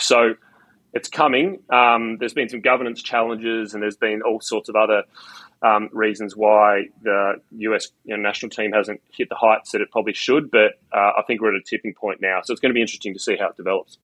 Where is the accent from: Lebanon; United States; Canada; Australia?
Australia; Australia is just you know I, it's it's my home country.